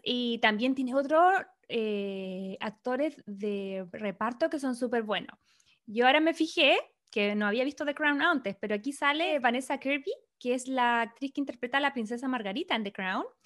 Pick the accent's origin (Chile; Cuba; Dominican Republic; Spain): Chile; now in Los Angeles, United States; somos chilenas